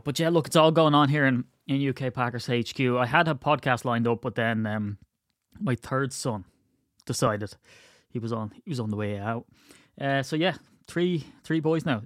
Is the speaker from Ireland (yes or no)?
yes; County Wicklow, Leinster, Ireland